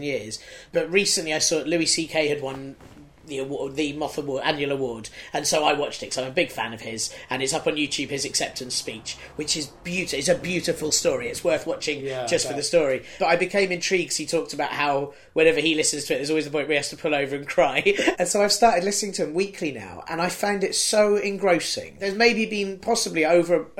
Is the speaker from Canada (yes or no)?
no; United Kingdom; being a British person